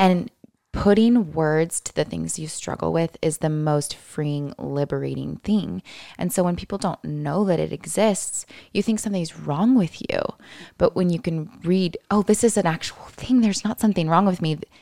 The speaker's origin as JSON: {"language": "English", "town": "Lynnwood", "region": "Washington", "country": "United States", "tie": "born or raised there", "said": "I was raised in the Seattle area, about twenty minutes north in the Linwood Stake"}